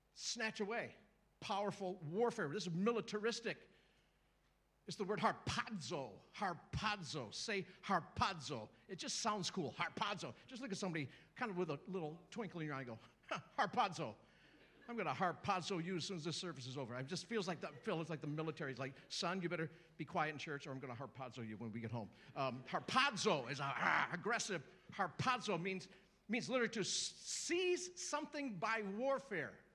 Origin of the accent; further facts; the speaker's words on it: United States; I grew up in the Episcopal Church in America